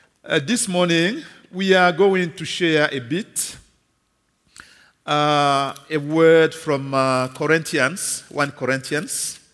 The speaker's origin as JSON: {"language": "English", "region": "Kinshasa", "country": "DR Congo", "said": "As my brother Ken said … I come from Congo, Kinshasa, Congo DRC."}